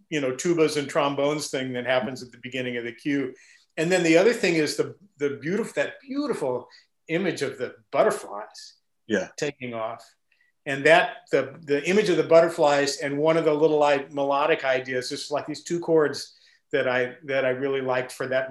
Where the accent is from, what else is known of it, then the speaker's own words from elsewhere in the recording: Midwest, United States; I grew up in the Midwest